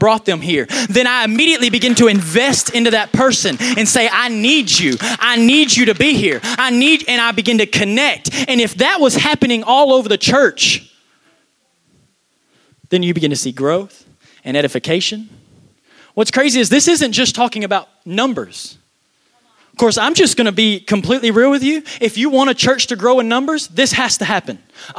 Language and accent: English; Texas, United States; I'm from Texas